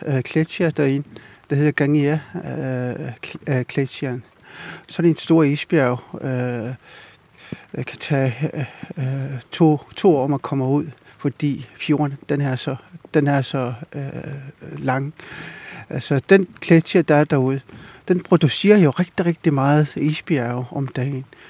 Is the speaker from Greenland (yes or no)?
yes; Ilulissat, Avannaata, Greenland; jeg kommer fra Ilulissat, født og opvokset i Ilulissat